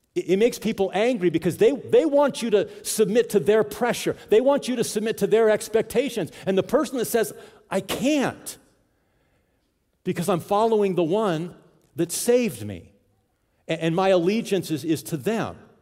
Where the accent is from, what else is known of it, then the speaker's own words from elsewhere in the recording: Southern California, United States; now in South Dakota, United States; I grew up in Southern California